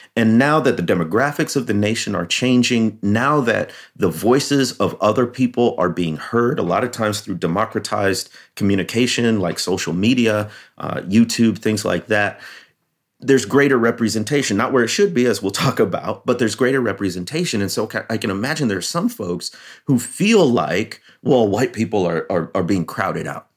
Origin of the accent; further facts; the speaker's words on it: Chicago, Illinois, United States; I grew up in the Chicagoland area